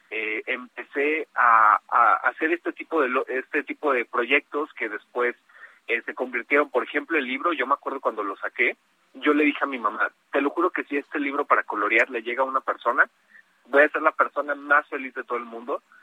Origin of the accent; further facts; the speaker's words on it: Mexico; soy el único mexicano participando, entonces orgullosamente representando a México ahí